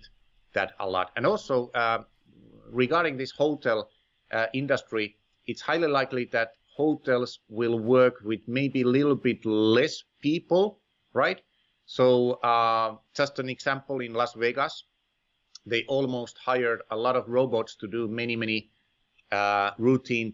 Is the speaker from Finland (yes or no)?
yes; Finland; moved away; my home country, Finland